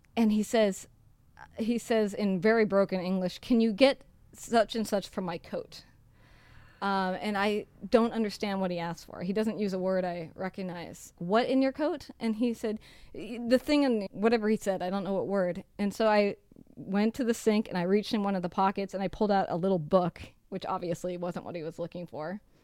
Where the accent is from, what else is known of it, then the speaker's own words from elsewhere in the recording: United States; moved away; I'm from the United States